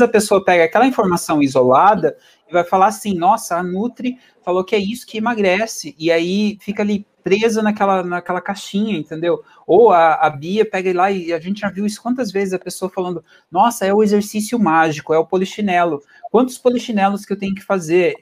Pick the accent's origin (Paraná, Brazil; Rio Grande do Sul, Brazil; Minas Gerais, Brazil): Paraná, Brazil; Venceslau, interior of; moved away as an adult; also born or lived in Curitiba / England; nasci no interiorzão, tipo, do Brasil e no Paraná. É uma cidadezinha que é um, que é um ovo, assim, acho que, acho que é reduziu de tamanho, acho que nos últimos anos, veio de crescer, é, chamada Venceslau, assim, tenho muito carinho, é uma cidade onde eu nasci. Mudei para Curitiba quando eu tinha 12 anos